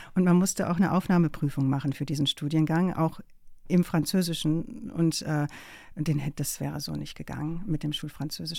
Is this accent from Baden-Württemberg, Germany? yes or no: no; Rheine, North Rhine-Westphalia, Germany; moved away; also born or lived in Emsdetten; Da bin ich einfach nur geboren, aber aufgewachsen bin ich in Rheine.